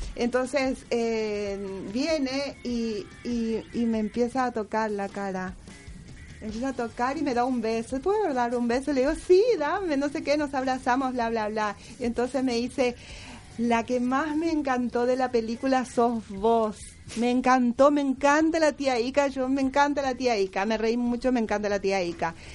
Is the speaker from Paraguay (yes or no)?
yes; General Artigas, Itapúa, Paraguay; also born or lived in Buenos Aires, Argentina; now in Argentina; El lugar donde yo nací está a 360 kilómetros y se llama General Artigas. Eh, pertenece al departamento de Itapúa